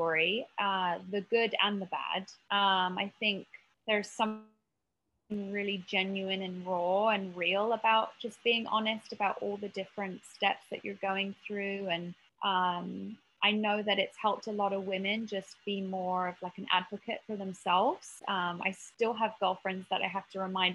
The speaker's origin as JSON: {"language": "English", "country": "United Kingdom", "tie": "born or raised there", "also_born_or_lived": "Marina Del Rey, United States", "moved": "as an adult", "lives_now": "United States", "said": "I grew up just outside of London"}